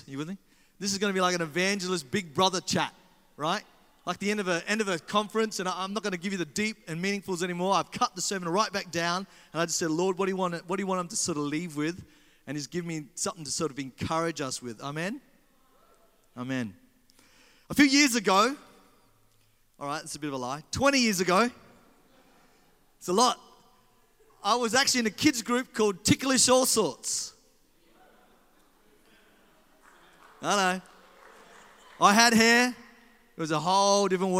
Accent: Australia; in Australia, we do like this.

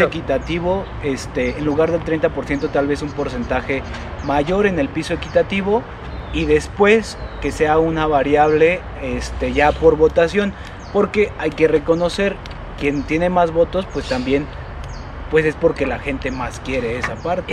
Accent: Mexico; como mexicanos

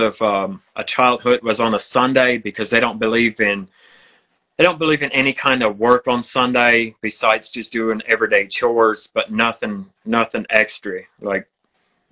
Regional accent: Western Pennsylvania, United States; I was born and raised in Western Pennsylvania.

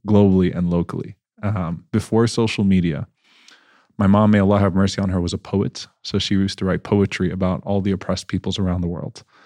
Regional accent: New Orleans, Louisiana, United States; also born or lived in Baton Rouge, Louisiana; now in Dallas, United States; So I was born and raised in New Orleans, Louisiana, um, where there weren't many Muslims

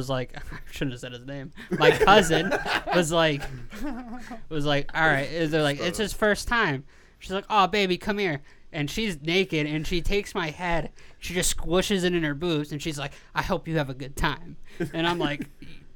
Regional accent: United States; I'm American

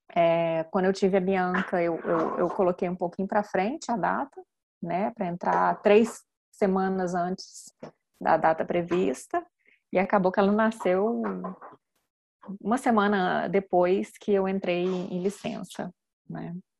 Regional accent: Minas Gerais, Brazil; moved away as an adult; now in France; eu sou de Minas, meu marido é capixaba

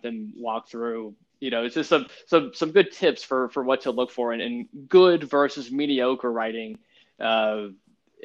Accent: Louisiana, United States; I'm from Louisiana, we prefer to say, you know, redneck speak

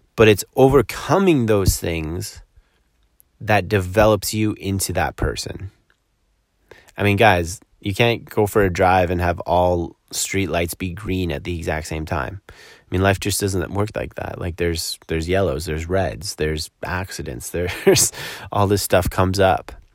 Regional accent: Collingwood, Ontario, Canada; moved away; here in my hometown of Collingwood, Ontario

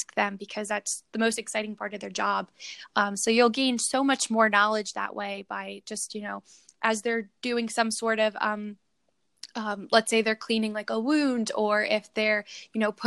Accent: United States; being an American coming to Bosnia

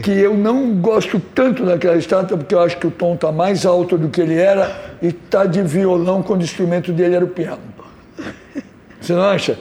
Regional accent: São Paulo, Brazil; Eu não nasci no Rio, nasci em São Paulo

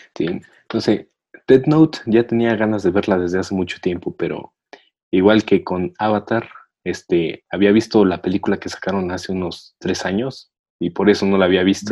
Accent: State of Mexico, Mexico; soy del Estado de México

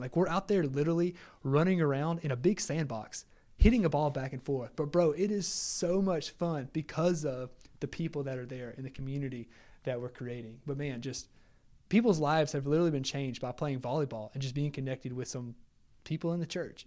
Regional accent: Lake Charles, Louisiana, United States; I'm a hometown guy, like, Magnese is my hometown. uh, in Lake Charles and Magnese College

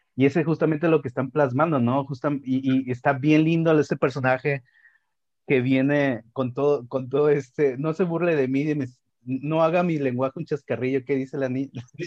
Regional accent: Monterrey, Nuevo León, Mexico; lo que somos los regiomontanos

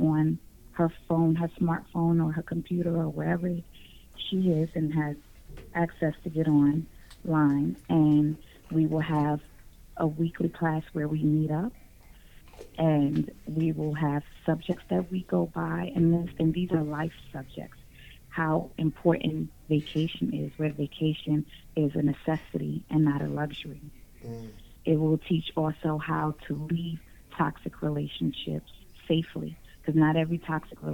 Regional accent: New York City, New York, United States; now in Newport News, United States; So I'm from New York, Manhattan, New York, but the Spanish Harlem is where I'm from

